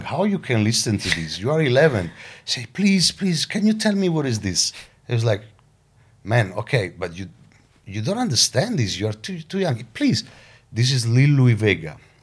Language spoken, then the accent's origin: English; Caserta, Campania, Italy; my hometown, Caserta, which is like twenty minutes from Napoli